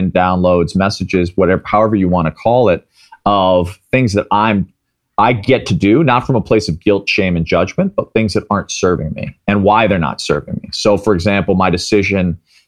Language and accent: English; Midwest, United States; I grew up in the Midwest